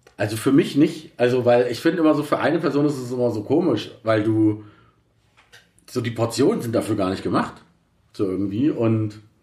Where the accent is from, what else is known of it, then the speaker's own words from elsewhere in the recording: Berlin, Germany; also born or lived in Reinickendorf; ursprünglich komme ich aus Berlin, Kreuzberg, muss ich mal dazu sagen, West-Berlin. Ja. Okay. Äh, da bin ich geboren, Kreuzberg